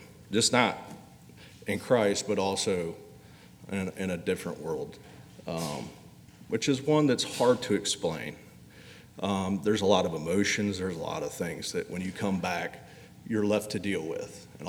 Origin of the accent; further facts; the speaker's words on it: Indiana, United States; when I moved down here from Indiana, yeah, I'm a Yankee.